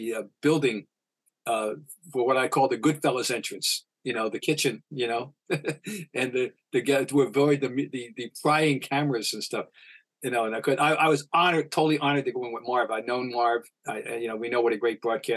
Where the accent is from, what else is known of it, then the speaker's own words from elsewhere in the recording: Trenton, New Jersey, United States; I'm from Trenton, New Jersey